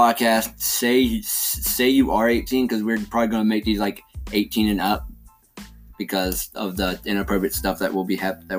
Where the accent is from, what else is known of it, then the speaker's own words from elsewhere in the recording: Randleman, North Carolina, United States; now in Thomasville, United States; we live in North Carolina. We don't live in Randleman. We're from Randleman. We live in Davidson County. We live in Thomasville, right on the edge of Lexington.